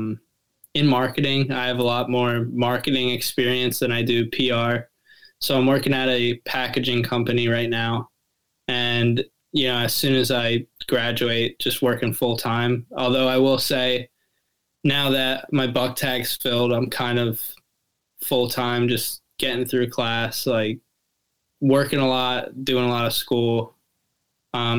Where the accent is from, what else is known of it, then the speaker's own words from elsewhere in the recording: Southeast Pennsylvania, United States; I'm from Southeast PA. I live in Lancaster County.